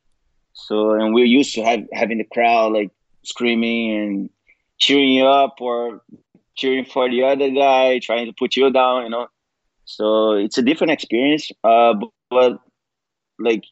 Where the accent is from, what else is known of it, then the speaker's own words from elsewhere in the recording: Niterói, Rio de Janeiro, Brazil; moved away; the gym I started training at in my hometown, Niterói, in Rio